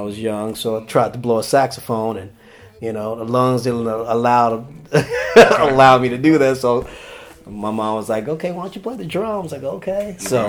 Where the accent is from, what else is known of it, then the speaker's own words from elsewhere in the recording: Austin, Texas, United States; also born or lived in Inglewood, Los Angeles, California; now in Los Angeles, United States; No, actually, I mean, actually I was born here, but I grew up in Texas. Grew up in Austin, Texas.